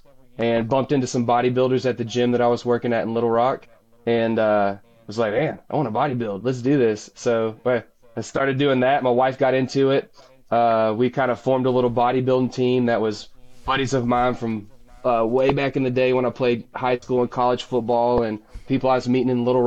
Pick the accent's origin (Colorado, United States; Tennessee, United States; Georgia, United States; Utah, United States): Tennessee, United States; Memphis; I grew up in Memphis, Tennessee, and if you live there, you hunt and you fish